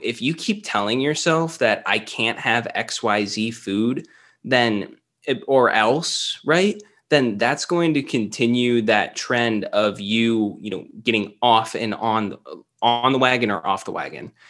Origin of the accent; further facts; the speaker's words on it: Cleveland, Ohio, United States; now in Columbus, United States; I've always been Ohio. I was closer to Cleveland, uh, growing up and stuff, but after college, I pretty much stayed in Columbus.